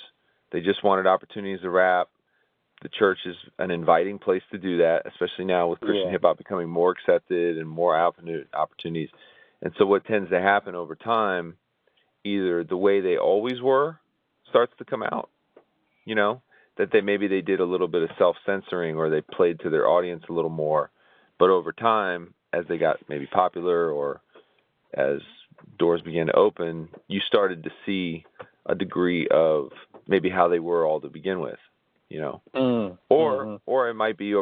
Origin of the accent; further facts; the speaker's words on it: Tampa, Florida, United States; growing up in Ybor City, where it was predominantly Cuban